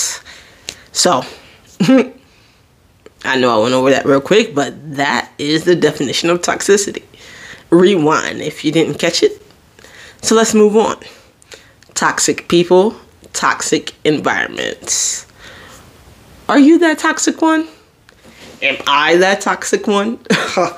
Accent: New Jersey, United States; I'm from Jersey

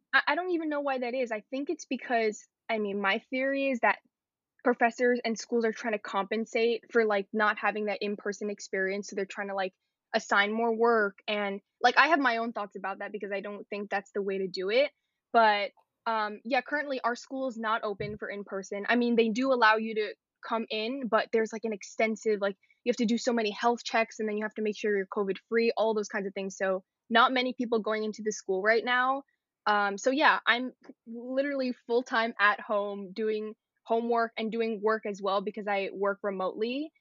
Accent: New York City, New York, United States; I grew up in Queens, and that's where I am

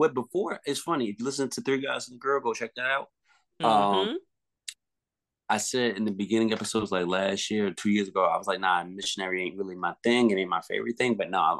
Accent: tri-state area, United States; I'm from Tri-State up here, guys.

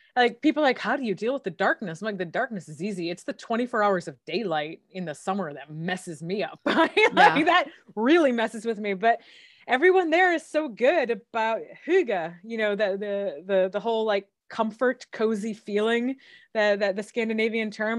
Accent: Michigan, United States; I grew up in Michigan, which is a hmm. pretty cold place

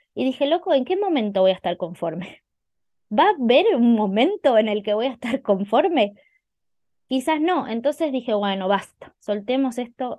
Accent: Buenos Aires, Argentina; moved away as an adult; now in Necochea, Argentina; yo soy de Argentina, soy de Buenos Aires. Hace muy poquito me mudé a la costa argentina, a un lugar que se llama Necochea

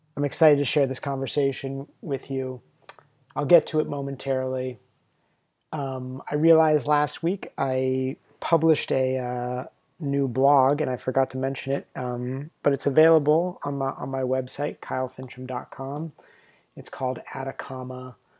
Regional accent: United States; we're both American

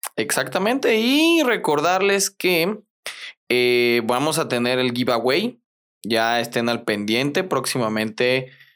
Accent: Mexico

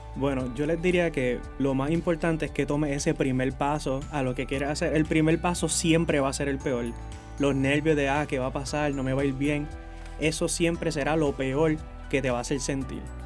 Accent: Ponce, Puerto Rico; soy aquí de Ponce

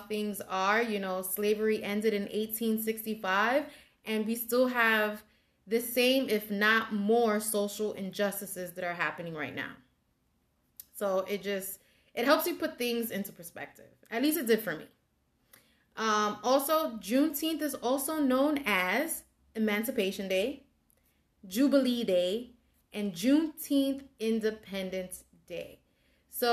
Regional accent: New York City, New York, United States; I grew up in the South Bronx and I'm from the Hunts Point section of the Bronx.

